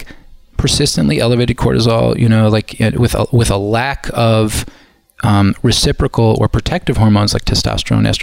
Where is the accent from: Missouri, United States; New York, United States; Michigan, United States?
Missouri, United States; Kansas City; I grew up in Kansas City, okay. Midwest, very Midwestern.